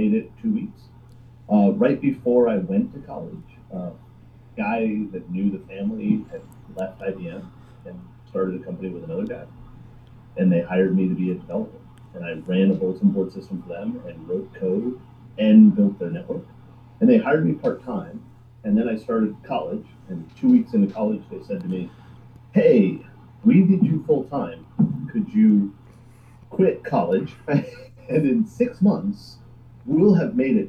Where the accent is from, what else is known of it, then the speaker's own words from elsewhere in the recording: South Florida, United States; I grew up in South Florida from a poor family.